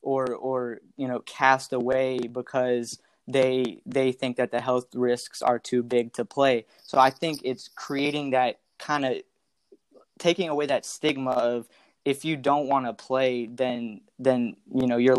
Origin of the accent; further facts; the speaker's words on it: Chapel Hill, North Carolina, United States; I'm from Chapel Hill